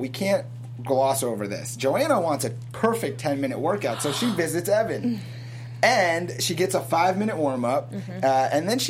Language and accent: English; South Florida, United States; I'm from South Florida.